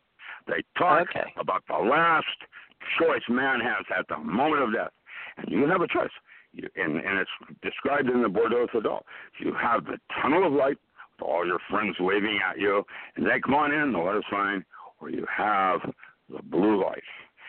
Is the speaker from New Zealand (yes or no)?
no; Philippines; My parents are Indochina theater during the war, and I grew up in the Philippines. That's where I learned how to box.